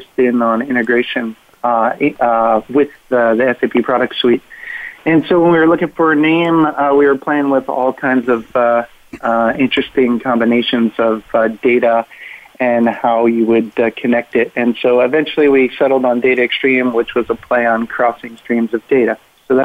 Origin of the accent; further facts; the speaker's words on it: Williamsburg, Virginia, United States; I'm in Williamsburg, Virginia, which is my hometown